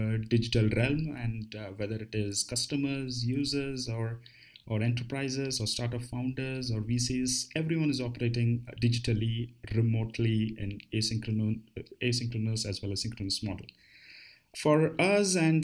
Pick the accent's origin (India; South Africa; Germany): India; Bangalore, Karnataka; moved away as an adult; also born or lived in United States / United Kingdom / Middle East; had my base in my hometown, Bangalore.